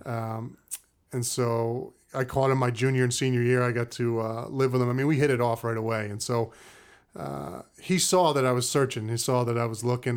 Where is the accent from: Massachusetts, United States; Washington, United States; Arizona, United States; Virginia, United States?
Massachusetts, United States; Cape Cod; moved away as an adult; also born or lived in Brooklyn, New York / Maine; Grew up in Cape Cod, Massachusetts